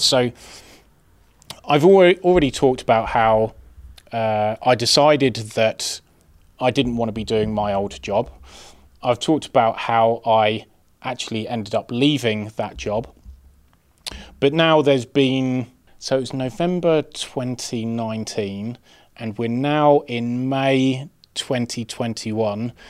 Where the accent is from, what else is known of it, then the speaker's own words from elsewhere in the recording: Birmingham, West Midlands, United Kingdom; I'm from Birmingham